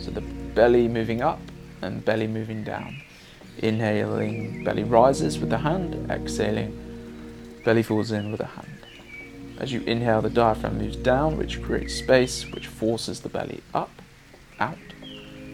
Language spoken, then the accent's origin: English; England, United Kingdom; As an English guy